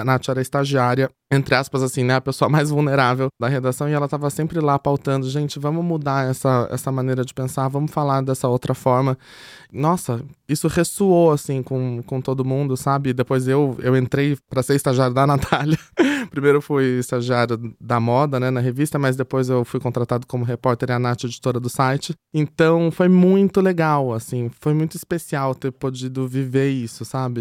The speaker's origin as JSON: {"language": "Portuguese", "town": "Itapetininga", "region": "São Paulo", "country": "Brazil", "said": "sou do interior, de Tapetininga"}